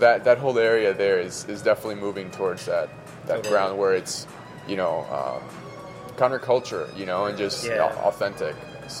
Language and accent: English; Florida, United States; now in Las Vegas, United States; I'm from Florida